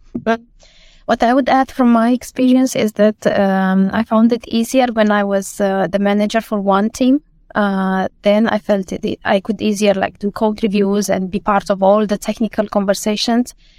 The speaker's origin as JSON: {"language": "English", "country": "Romania", "moved": "as an adult", "lives_now": "Denmark", "said": "I come from Romania and I moved to Denmark uh, more than 10 years ago."}